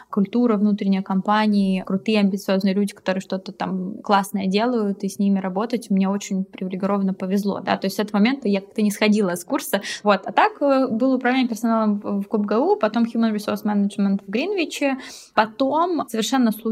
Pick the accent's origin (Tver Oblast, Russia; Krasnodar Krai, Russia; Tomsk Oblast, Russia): Krasnodar Krai, Russia; Krasnodar; moved away as an adult; also born or lived in London; now in Germany; А, когда мне было 18 лет, я переехала из Краснодара в Лондон. Прожила в Лондоне почти 11 лет, и вот два года назад переехала в Германию.